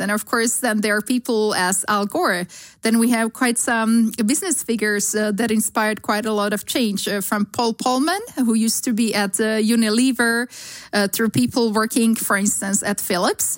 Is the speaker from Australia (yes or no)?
no; Slovakia; English is a second language; moved away as an adult; also born or lived in Sweden; now in Amsterdam, Netherlands; I grew up in Slovakia, so country that has abundance of beautiful, wonderful, clear nature